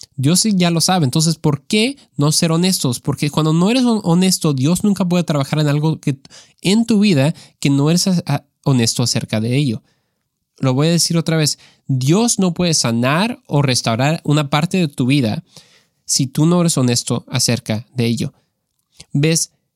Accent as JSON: {"language": "Spanish", "country": "Mexico", "tie": "born or raised there", "said": "creciendo en México"}